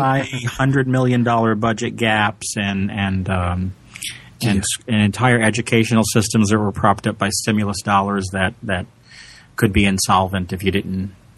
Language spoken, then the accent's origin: English; Massachusetts, United States; here in Massachusetts, which is my home state